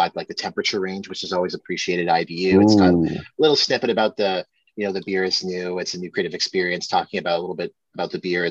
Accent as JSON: {"language": "English", "town": "Ottawa", "region": "Ontario", "country": "Canada", "tie": "born or raised there", "said": "even though I grew up in Ottawa, my French isn't that great"}